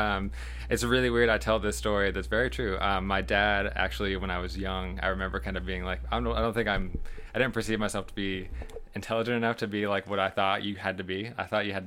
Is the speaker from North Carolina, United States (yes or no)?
yes; Winston-Salem, North Carolina, United States; also born or lived in Charleston; I'm from Winston, like you said. I grew up here, kind of born and raised, honestly, and I've kind of lived all over Winston